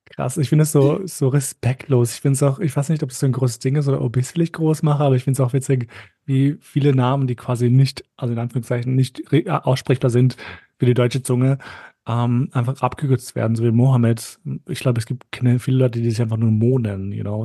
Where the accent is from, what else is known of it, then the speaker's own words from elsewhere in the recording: Vienna, Austria; ich fühle mich schon österreichisch, aber wobei eher wienerisch